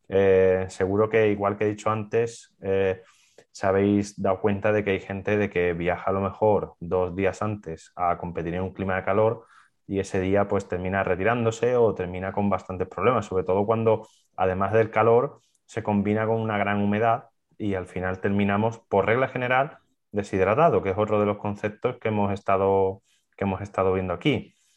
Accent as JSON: {"language": "Spanish", "town": "Seville", "region": "Andalusia", "country": "Spain", "said": "gente que somos de Sevilla"}